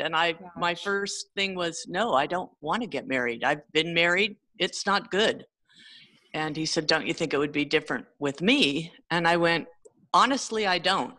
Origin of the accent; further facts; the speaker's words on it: San Jose, California, United States; also born or lived in Sunnyvale, California; I grew up in Sunnyvale for a while and then San Jose, the Almaden area. So I'm definitely a California kid